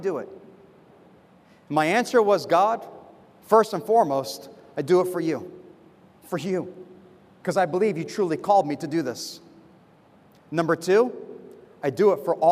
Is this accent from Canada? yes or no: no; United States; moved away as an adult; now in Semarang, Indonesia; being a foreigner, you know, I'm from America.